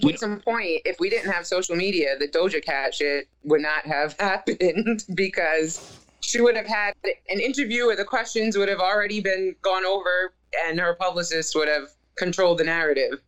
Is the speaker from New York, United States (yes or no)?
yes; New York, United States; I'm from New York